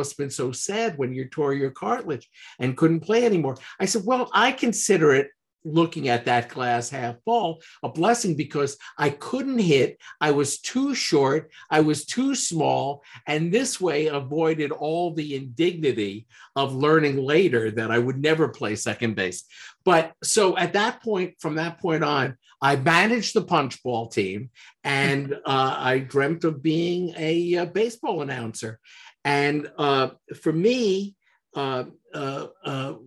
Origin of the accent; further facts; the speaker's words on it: New York City, New York, United States; I grew up in Manhattan, which, you know, is this kind of city area.